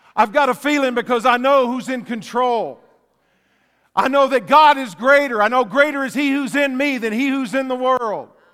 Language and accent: English; West Texas, United States; Growing up in Texas, I saw a lot of tumbleweeds. They'd blow around, uh, in West Texas